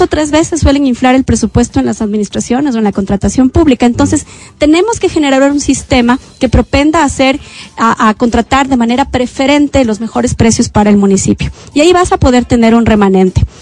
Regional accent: Quito, Pichincha, Ecuador; Yo también soy cholita, yo vengo del sur de Quito

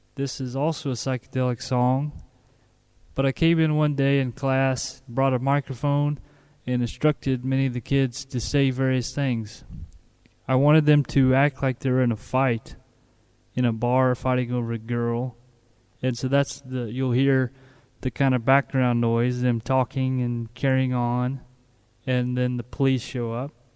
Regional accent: United States; moved away as an adult; now in Bulgaria; I'm an American, been over here since April 2006

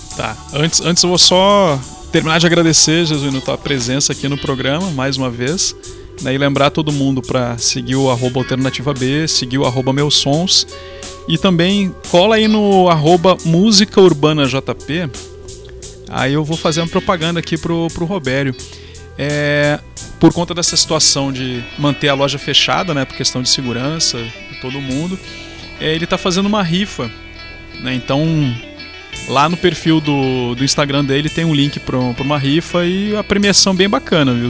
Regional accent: Rio Grande do Sul, Brazil; moved away as an adult; also born or lived in Paraíba; now in João Pessoa, Brazil; eu sou gaúcho e tô na Paraíba.

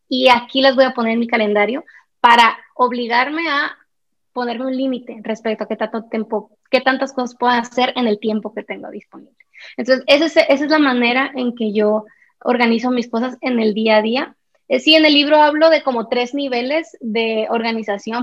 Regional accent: Sonora, Mexico; moved away as an adult; now in Guatemala City, Guatemala; Soy mexicana, sonorense, pero vivo hace tres años y medio en Guatemala, en la ciudad de Guatemala

